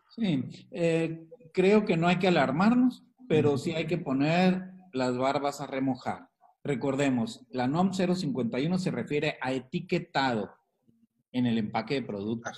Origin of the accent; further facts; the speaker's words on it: Mexico; Que somos también eh, mexicanos